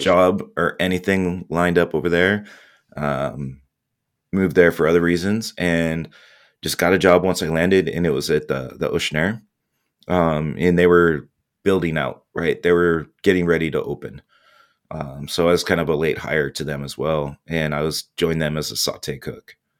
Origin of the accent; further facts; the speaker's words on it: Orange County, Southern California, United States; moved away as an adult; also born or lived in Indianapolis / Dallas; born and raised Southern California, Orange County